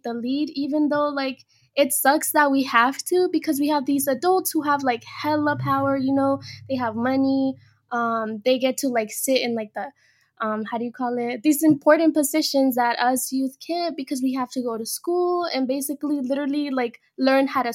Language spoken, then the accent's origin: English; Bay Area, California, United States; also born or lived in Mexico; I was born in Mexico, but came to this country when I was about like 5. But then the Bay Area became my home when I was 7 years old